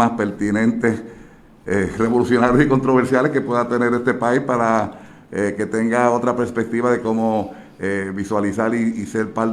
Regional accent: Mayagüez, Puerto Rico; Eh, mi, mi, mamá es de Mayagüez, soy, este, soy hijo adoptivo de Mayagüez.

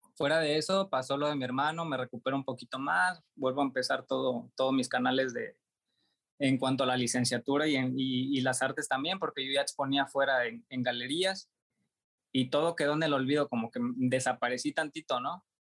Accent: Juchitán, Oaxaca, Mexico; moved away as an adult; also born or lived in Tuxtla Gutiérrez, Chiapas; Regreso a mi ciudad de origen, que es Juchitán, en el mismo estado de Oaxaca

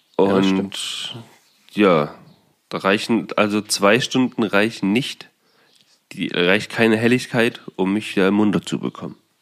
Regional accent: Saxony-Anhalt, Germany; bei uns in Sachsen-Anhalt

